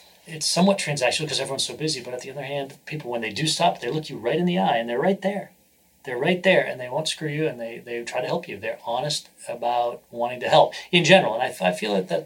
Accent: New Hampshire, United States; also born or lived in Oklahoma; now in San Francisco, United States; I was born in Oklahoma, but very quickly moved to New Hampshire. So I grew up in New Hampshire

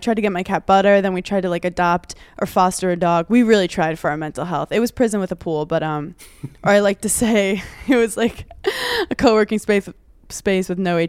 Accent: New York City, New York, United States; also born or lived in Long Island; so I'm from Brooklyn originally.

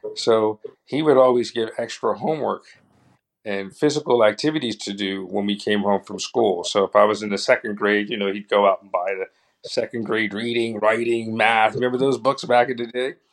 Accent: New York City, New York, United States; we grew up in Harlem during the 70s and 80s

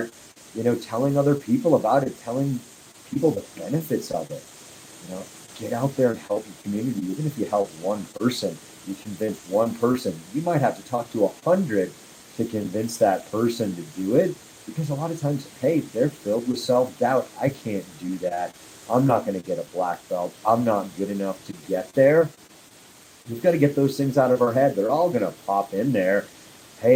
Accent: Nantucket, Massachusetts, United States; also born or lived in Wrentham, Massachusetts; now in Castle Rock, United States; I am from Nantucket Islands. Well, Wrentham, Mass, if you want to get specific, but I really grew up on Nantucket Island

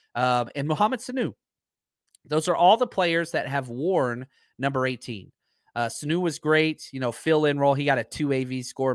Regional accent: Dallas, Texas, United States; I'm from Dallas

